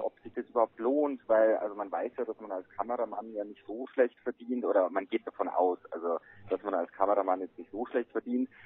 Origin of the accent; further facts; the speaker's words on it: Bavaria, Germany; also born or lived in Traunstein; bei uns in Bayern